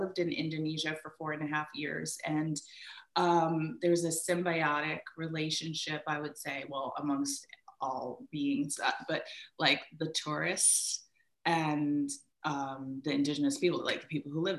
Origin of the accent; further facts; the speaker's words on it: Bermuda; born there; and I was born in Bermuda. I would go back and forth to Bermuda